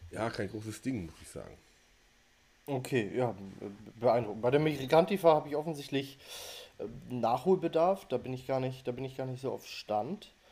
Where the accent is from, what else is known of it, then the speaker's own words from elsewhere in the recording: Northern Germany, Germany; ich bin natürlich tief enttäuscht von, vom von meiner Heimat, vom Norden mhm. Deutschlands.